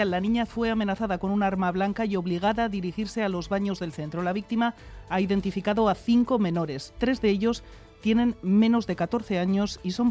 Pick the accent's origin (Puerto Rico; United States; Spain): Spain; Vitoria, Basque Country; yo soy de Vitoria, iré a la manifestación a la tarde